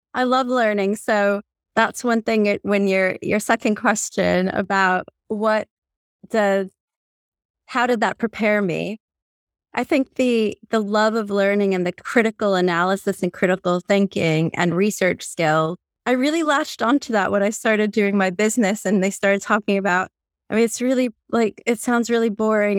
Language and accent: English; Puerto Rico; also born or lived in New Orleans, United States / Pennsylvania, United States / Örebro, Sweden; now in England; as a Latin American, I'm from Puerto Rico